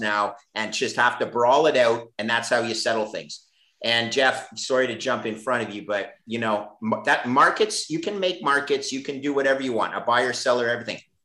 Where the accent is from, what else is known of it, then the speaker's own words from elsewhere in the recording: Canada; I'm Canadian